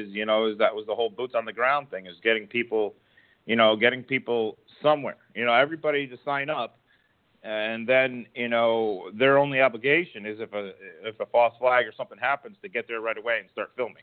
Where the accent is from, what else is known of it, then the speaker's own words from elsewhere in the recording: Sandy Hook, Connecticut, United States; I grew up in the Sandy Hook area. When I was a kid, Sandy Hook was like a small little neighborhood. It didn't have all those houses.